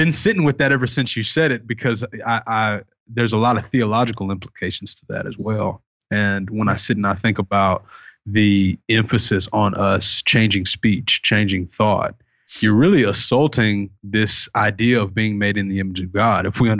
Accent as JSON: {"language": "English", "region": "the South", "country": "United States", "said": "Cause I'm from the South. Right. And so that's, coming from me, it's like obviously someone from the Bible Belt is going to say something like that."}